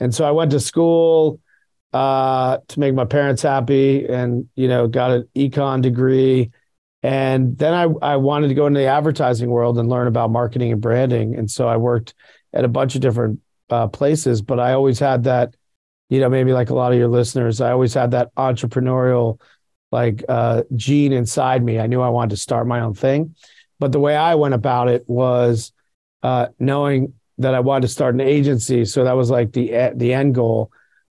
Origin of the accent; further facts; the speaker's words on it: Virginia, United States; I grew up in Virginia, outside of DC